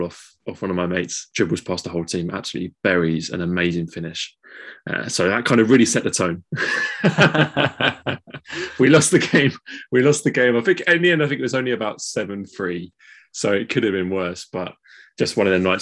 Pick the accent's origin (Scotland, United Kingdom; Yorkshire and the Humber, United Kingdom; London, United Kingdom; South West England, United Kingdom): London, United Kingdom; we're all from East London.